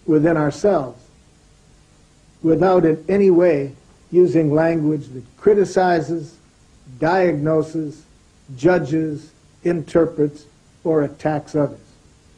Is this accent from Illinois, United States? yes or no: no; Detroit, Michigan, United States; I grew up in Detroit, Michigan, in the United States.